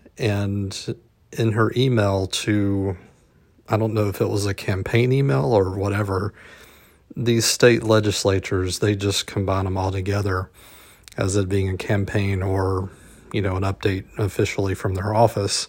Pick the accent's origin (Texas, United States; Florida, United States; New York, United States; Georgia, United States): Georgia, United States; South; my hometown in South Georgia